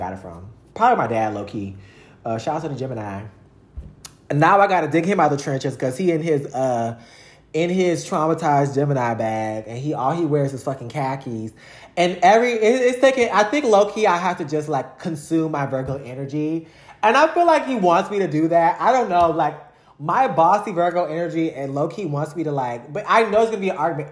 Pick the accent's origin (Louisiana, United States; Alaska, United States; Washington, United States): Louisiana, United States; growing up in Louisiana